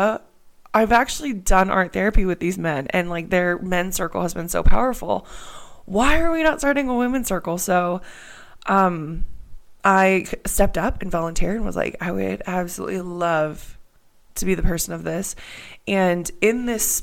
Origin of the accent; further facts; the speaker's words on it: Canada; moved away as an adult; also born or lived in Pittsburgh, Pennsylvania, United States / Australia; I'm here in Canada. I'm from Canada, but I went to school in Pittsburgh, just outside of Pittsburgh.